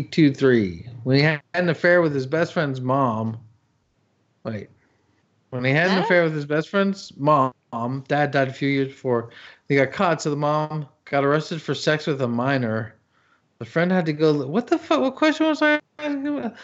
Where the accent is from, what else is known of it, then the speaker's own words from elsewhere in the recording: Canada; Me, I grew up in Canada.